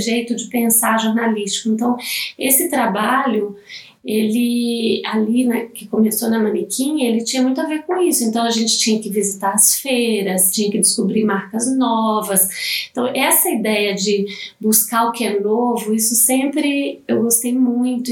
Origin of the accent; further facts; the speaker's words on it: Minas Gerais, Brazil; now in São Paulo, Brazil; eu sou mineira, né? Não sou de, de São Paulo, eu sou de, de Minas